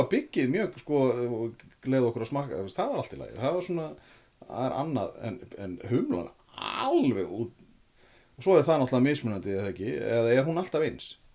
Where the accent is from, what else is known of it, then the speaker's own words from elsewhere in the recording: Reykjavík, Capital Region, Iceland; ég er úr Reykjavík